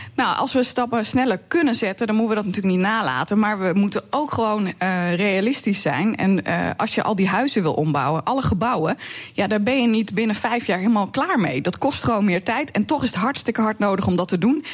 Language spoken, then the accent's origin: Dutch; Drenthe, Netherlands; bij ons in Drenthe